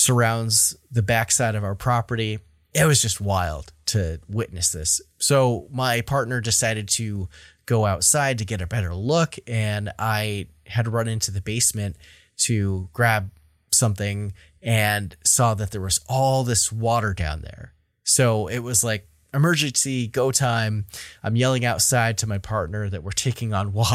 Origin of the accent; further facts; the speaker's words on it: Vermont, United States; my home state of Vermont